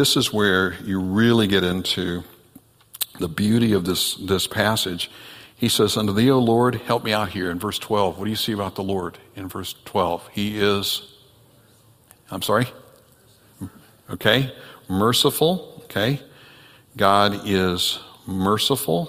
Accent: next county over from Santa Rosa, Florida, United States; Santa Rosa, Florida, is the next county over from where I grew up

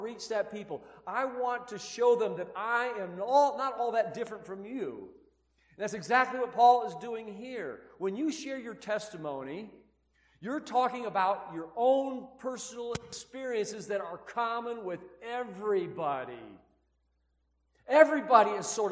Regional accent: Midwest, United States; now in Utah, United States; I'm from the Midwest

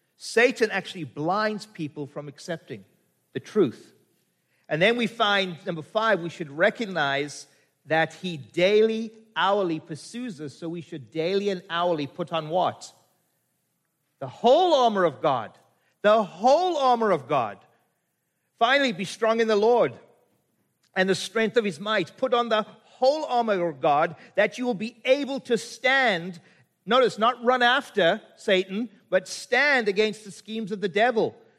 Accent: South Africa; moved away; I'm from Africa

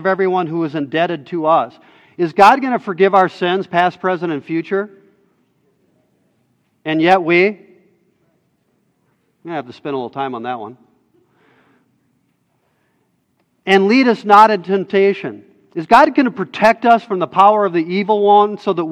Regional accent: United States; as American citizens

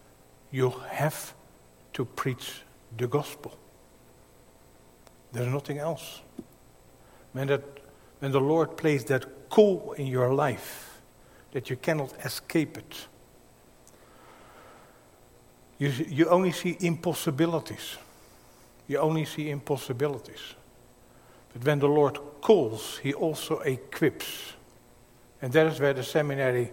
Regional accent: Netherlands; accent: Dutch; my Dutch accent

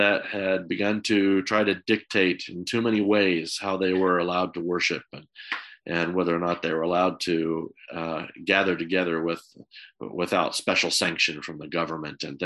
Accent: United States; moved away; growing up in America

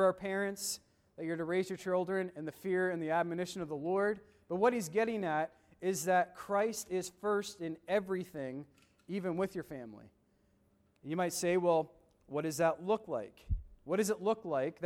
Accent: Woodstock, New Brunswick, Canada; also born or lived in Doaktown, New Brunswick; I grew up in Woodstock, New Brunswick, and then I live in Doaketown now

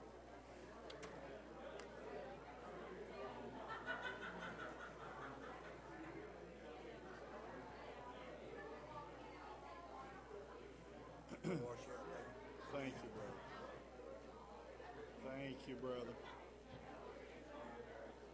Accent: Brown Mountain, United States; We grew up in Brown Mountain.

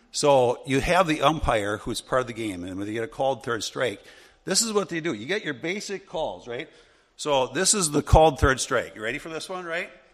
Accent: Wisconsin, United States; where I grew up in Wisconsin

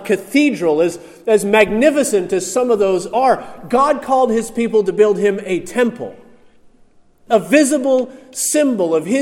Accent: outside of Pittsburgh, Pennsylvania, United States; growing up outside of Pittsburgh

